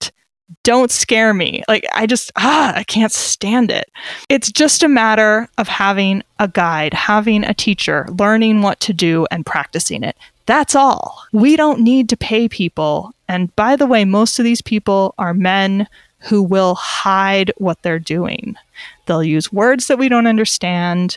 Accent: United States; now in Switzerland; as an American living abroad

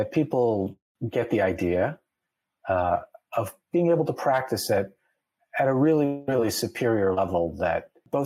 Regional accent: Nebraska, United States; born or raised there; moved away as an adult; also born or lived in Boston / Silicon Valley

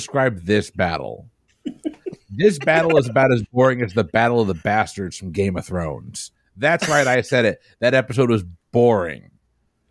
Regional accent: New England, United States; now in Florida, United States; I'm from New England

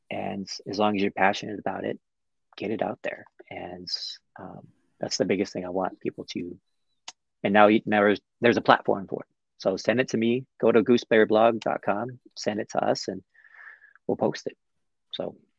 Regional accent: Butte, Montana, United States; my hometown. um, which is Butte, Montana

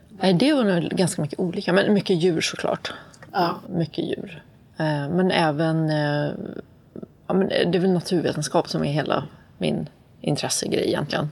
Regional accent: Sweden; also born or lived in Atlanta, Georgia, United States; Jag är född i Sverige. Och sen så, min pappa är från USA

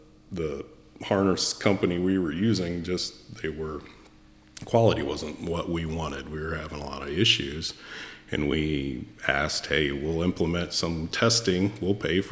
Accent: Howe, Indiana, United States; I'm from Northeast Indiana, born and raised. I'm about town of Howe is where I'm from

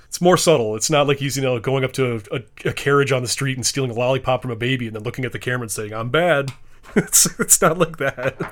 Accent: Wisconsin, United States; I'm from Wisconsin

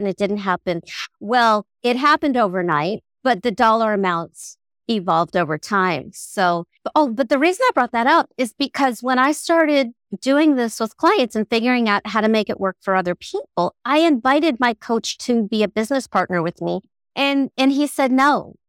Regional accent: Southern California, United States; I'm from Southern California

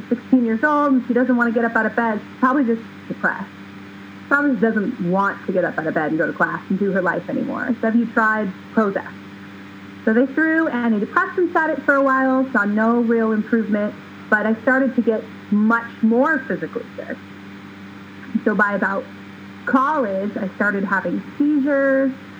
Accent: California, United States; moved away as an adult; now in Oregon, United States; born and raised in California

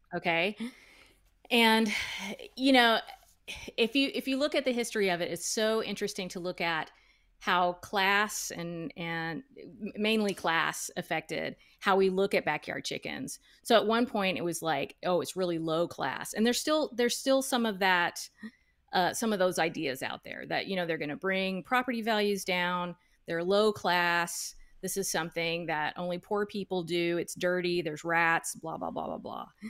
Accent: United States; I was born in the United States. Um, my parents immigrated from Guatemala in the nineteen sixties.

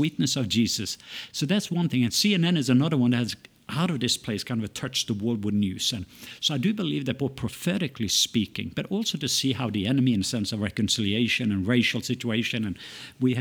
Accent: Norway; also born or lived in United States; now in Atlanta, United States; I was born in Norway, raised, lived in several places there, as well as in the stateside.

